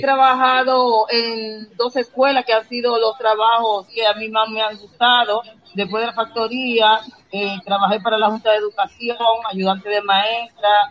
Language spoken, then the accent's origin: Spanish; Santo Domingo, Distrito Nacional, Dominican Republic; moved away as an adult; now in United States; mi sitio donde yo nací, que donde yo pasé 20 años